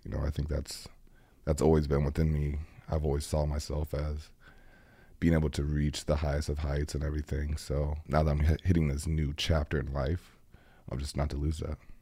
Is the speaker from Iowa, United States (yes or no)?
yes; Iowa, United States; now in Green Bay, United States; I grew up in Iowa